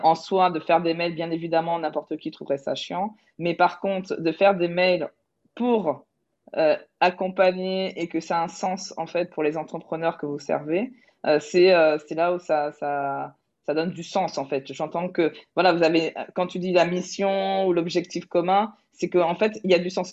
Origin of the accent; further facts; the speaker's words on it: Toulouse, Occitania, France; je suis toulousaine